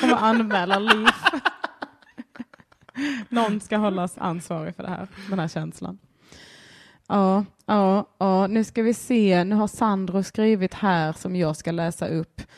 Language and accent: Swedish; Sweden; jag är svensk